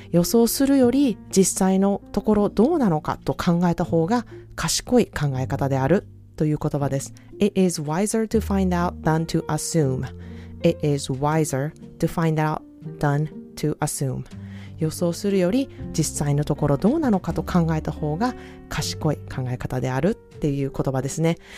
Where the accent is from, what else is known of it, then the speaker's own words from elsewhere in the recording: Osaka, Japan; moved away as an adult; now in California, United States; 私は、あの、大阪出身なので